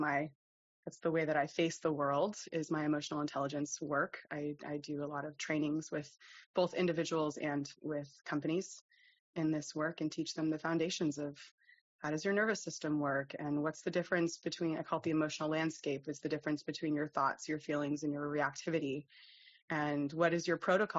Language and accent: English; United States; moved away as an adult; now in Denmark; I am an American. I immigrated to Denmark when I was 28 years old